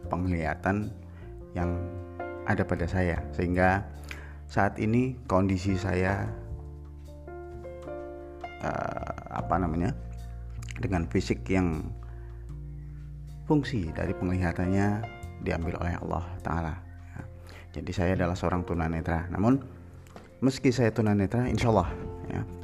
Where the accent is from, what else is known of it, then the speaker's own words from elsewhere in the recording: Purbalingga, Central Java, Indonesia; born there; Saya terlahir di Purbalingga. Terlahir di Purbalingga